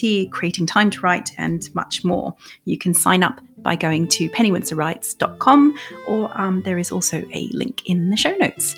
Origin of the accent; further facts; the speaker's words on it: Australia; accent: Australian; moved away; I'm Australian. And so my accent might get stronger as the episode goes on.